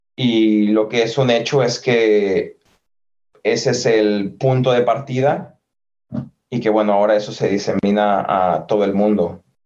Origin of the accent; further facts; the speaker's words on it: San Francisco del Rincón, Guanajuato, Mexico; moved away as an adult; also born or lived in Guadalajara / Madrid; now in Limerick, Ireland; Soy mexicano, nacido en la ciudad de San Francisco de Rincón, en el estado de Guanajuato